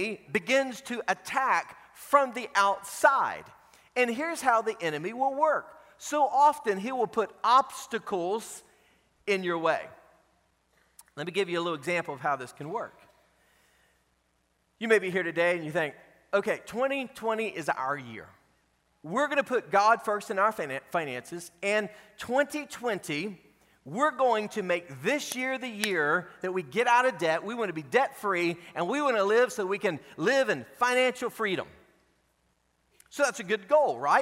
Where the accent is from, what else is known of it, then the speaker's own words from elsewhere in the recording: Dallas, Texas, United States; moved away as an adult; now in Orlando, United States; Michelle and I moved here from Dallas, Texas, nearly 20 years ago